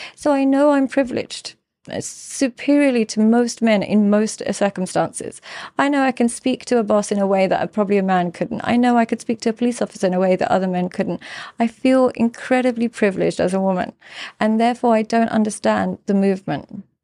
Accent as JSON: {"language": "English", "region": "London", "country": "United Kingdom", "tie": "born or raised there", "moved": "yes", "lives_now": "Dubai, United Arab Emirates", "said": "growing up in London and in the U K"}